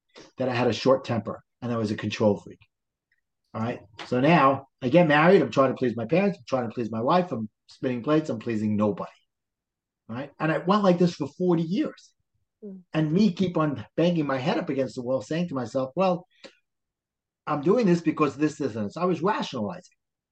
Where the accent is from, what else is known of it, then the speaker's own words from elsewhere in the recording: New York City, New York, United States; accent: Brooklyn; also born or lived in New Jersey; I live in the wonderful town of Brooklyn, New York